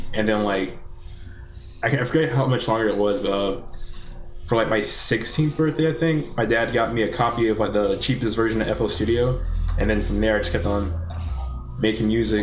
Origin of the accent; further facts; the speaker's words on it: Jacksonville, Alabama, United States; I'm born and raised in uh, Jacksonville